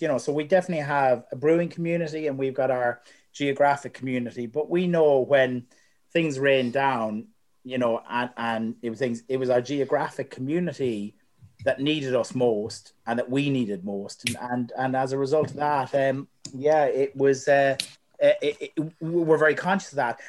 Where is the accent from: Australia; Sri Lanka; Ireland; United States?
Ireland; moved away as an adult; also born or lived in United Kingdom; now in New Zealand; Growing up in Ireland